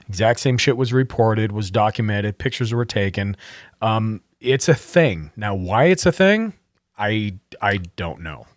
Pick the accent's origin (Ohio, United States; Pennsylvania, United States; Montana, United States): Montana, United States; I grew up in Montana